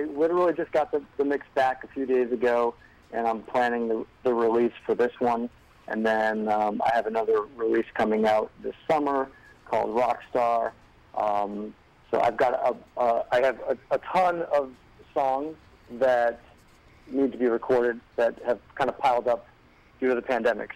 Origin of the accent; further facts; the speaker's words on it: Rhode Island, United States; I grew up in Rhode Island